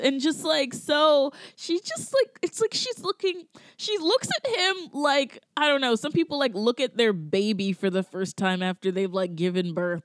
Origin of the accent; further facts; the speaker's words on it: Georgia, United States; now in New York, United States; I'm from Georgia, so I'm from a, like a culture where it's like everybody gets married like the uh, like either right after high school